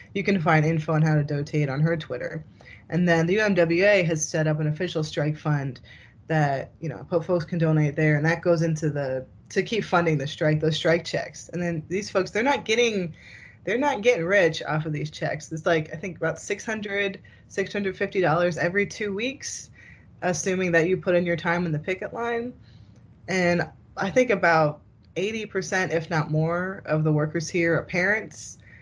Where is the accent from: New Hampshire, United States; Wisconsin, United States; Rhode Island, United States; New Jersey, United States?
New Jersey, United States; I'm from Jersey